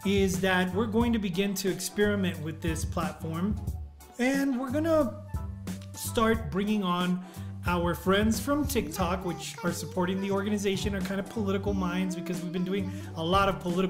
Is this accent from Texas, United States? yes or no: yes; El Paso, Texas, United States; Joe was from El Paso, I was from El Paso, we were from Texas.